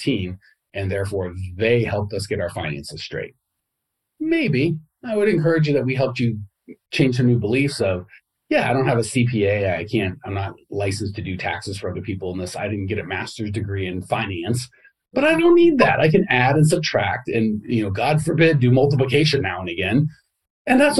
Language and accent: English; United States; growing up in America